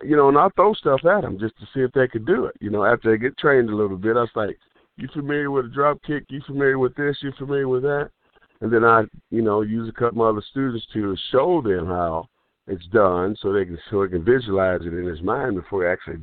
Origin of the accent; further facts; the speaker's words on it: Kansas City, Kansas, United States; where I grew up at in Kansas City, Kansas.